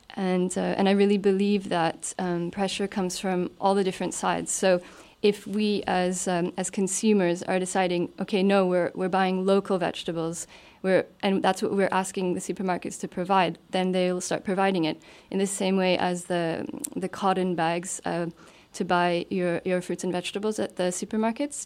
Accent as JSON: {"language": "English", "country": "Canada", "moved": "as an adult", "lives_now": "Luxembourg", "said": "I'm originally from Canada"}